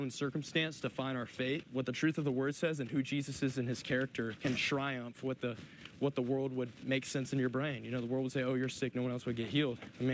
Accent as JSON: {"language": "English", "region": "the South", "country": "United States", "said": "I'm from the South"}